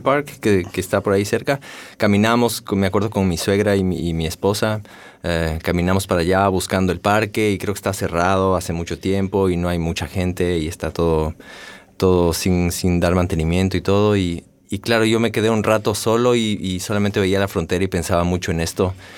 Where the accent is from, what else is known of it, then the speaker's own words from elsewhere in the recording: Ecuador; moved away as an adult; ahí hasta mis 23, 24 años